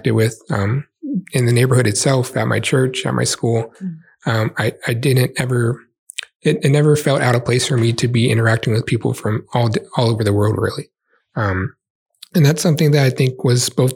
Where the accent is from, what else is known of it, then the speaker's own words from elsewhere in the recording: San Antonio, Texas, United States; also born or lived in North Carolina; I grew up here in the, you know, as a kid in the early 90s to 2000s, a lot of demographic change in the area with an exploding population in San Antonio